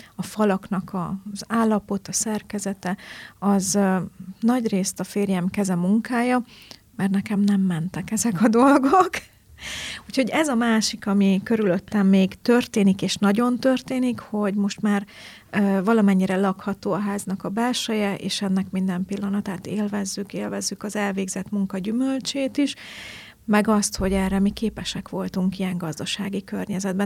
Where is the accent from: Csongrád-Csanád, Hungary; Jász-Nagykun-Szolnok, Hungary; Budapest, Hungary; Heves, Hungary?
Heves, Hungary; Markaz; also born or lived in Eger / Tardona, Borsod / Kazincbarcika; nagy részt a Mátrában nőttem fel